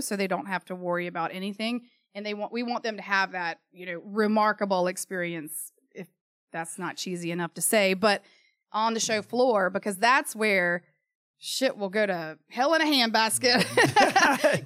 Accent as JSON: {"language": "English", "town": "Charlotte", "region": "North Carolina", "country": "United States", "tie": "born or raised there", "said": "Born and raised in Charlotte, parents born and raised in Charlotte"}